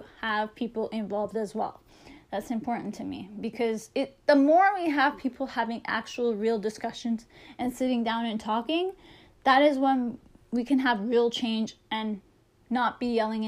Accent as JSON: {"language": "English", "town": "Toronto", "region": "Ontario", "country": "Canada", "said": "I'm a Canadian. I'm from Toronto."}